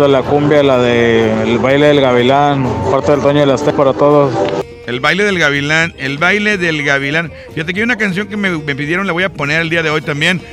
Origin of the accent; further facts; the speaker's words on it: Mexico; somos mexicanos